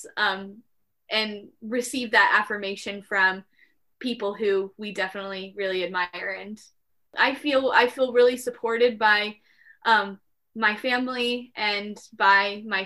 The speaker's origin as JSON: {"language": "English", "region": "Midwest", "country": "United States", "tie": "born or raised there", "said": "we're from the Midwest. Yeah, so we were like born and bred to apologize"}